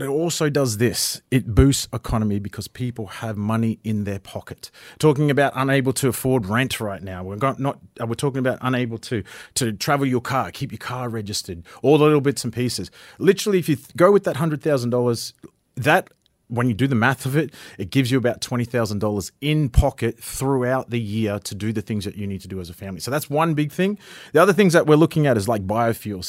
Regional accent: Ravenswood, Queensland, Australia; also born or lived in Atherton / Cairns; I was born in Atherton, grew up in Ravenswood, came to Cairns for Saint Augustines

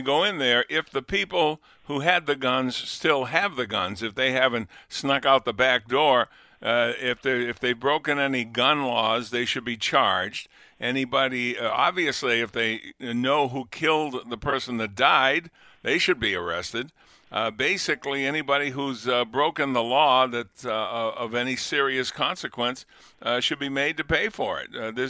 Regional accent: New England, United States; now in Buffalo, United States; Yeah, I'm from New England.

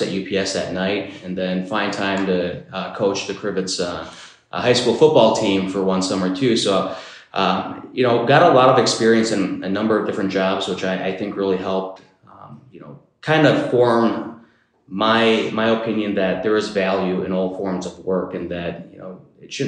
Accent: Marinette, Wisconsin, United States; moved away as an adult; now in Stevens Point, United States; I grew up in Marinette

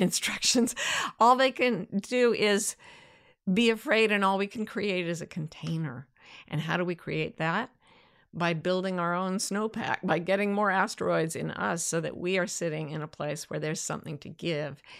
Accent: Utah, United States; This is what I grew up with in Utah

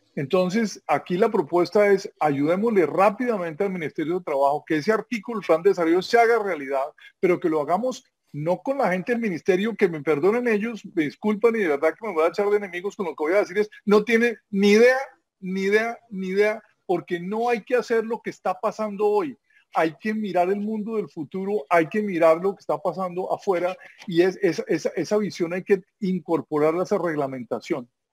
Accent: Colombia

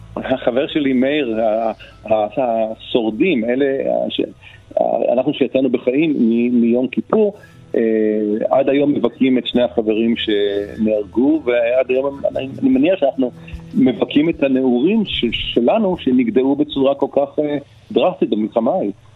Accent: Ramat Gan, Tel Aviv District, Israel; אני גדלתי בשכונה קטנה מאוד ברמת גן

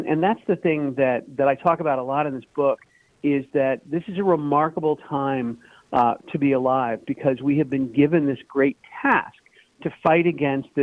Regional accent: St. Charles, Missouri, United States; moved away as an adult; also born or lived in Columbia, Missouri / Kirksville, Missouri; now in Northern Virginia, United States; KMOX is one of my hometown stations. I grew up in St. Charles

